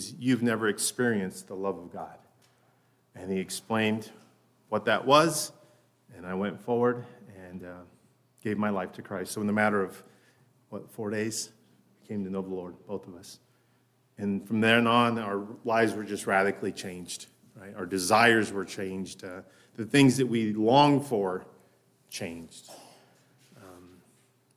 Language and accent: English; Denver, Colorado, United States; My wife and I were both born and raised in Denver